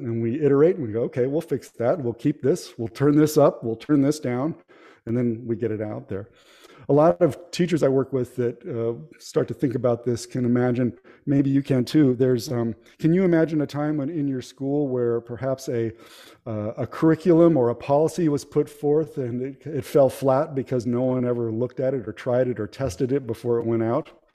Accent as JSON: {"language": "English", "town": "Palo Alto", "region": "California", "country": "United States", "tie": "born or raised there", "also_born_or_lived": "El Paso, Texas", "moved": "as an adult", "lives_now": "Kentucky, United States", "said": "I'm from the Bay Area, San Francisco Bay Area, and uh, I grew up. I was born in Palo Alto and grew up in that area"}